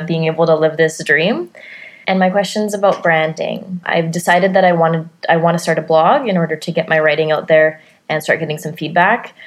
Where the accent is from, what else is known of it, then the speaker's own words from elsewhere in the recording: Vancouver, British Columbia, Canada; I'm from Vancouver, B C, Canada.